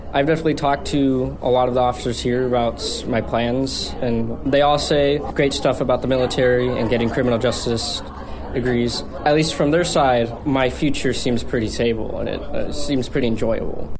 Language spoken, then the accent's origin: English; Texas, United States; now in Juneau, United States; back in my hometown in Texas